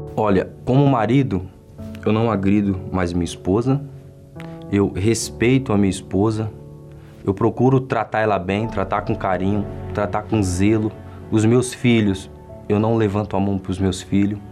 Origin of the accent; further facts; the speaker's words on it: São Paulo, Brazil; nasci na Zona Leste, Itaquera, o bairro onde eu moro